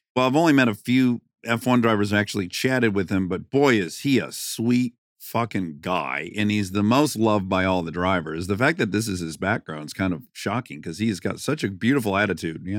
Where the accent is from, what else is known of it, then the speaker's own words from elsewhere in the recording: Detroit, Michigan, United States; now in California, United States; I'm from Detroit. My family was in the automotive industry